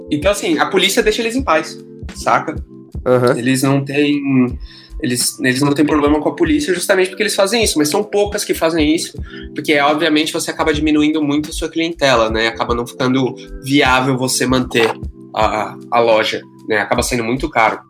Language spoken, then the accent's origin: Portuguese; São Paulo, Brazil; moved away as an adult; now in Toronto, Canada; eu cresci em São Paulo